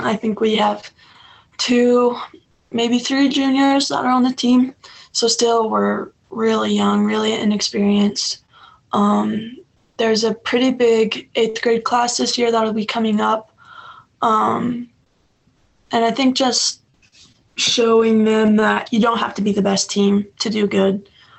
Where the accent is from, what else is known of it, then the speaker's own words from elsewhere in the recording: Kansas, United States; born there; I was born in Kansas, actually, so it'd be pretty cool to go back there.